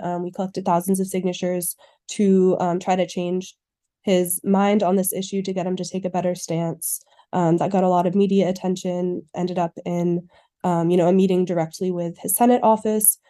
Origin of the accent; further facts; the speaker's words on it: Cambridge, Massachusetts, United States; moved away as an adult; now in Montreal, Canada; I'm from Cambridge, Massachusetts, and I'm currently living in Montreal, Quebec